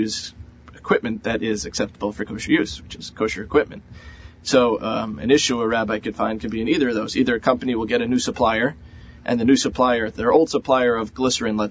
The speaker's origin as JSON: {"language": "English", "town": "New York City", "region": "New York", "country": "United States", "also_born_or_lived": "Israel / Baltimore", "moved": "as an adult", "said": "I'm from Queens originally"}